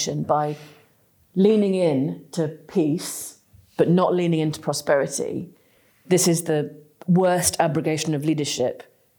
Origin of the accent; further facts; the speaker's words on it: England, United Kingdom; despite being the kind of northern policy firmament, we are still English people, right?